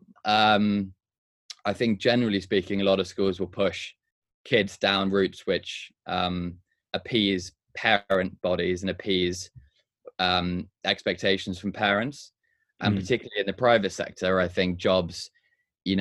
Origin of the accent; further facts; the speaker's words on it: Hong Kong; moved away; also born or lived in Durham / London; I grew up in Hong Kong, so it was nice to go back there